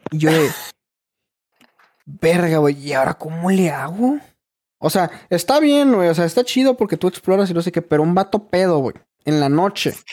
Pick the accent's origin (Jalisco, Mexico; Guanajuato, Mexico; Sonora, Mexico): Sonora, Mexico; Hermosillo; No, pues yo soy de Sonora.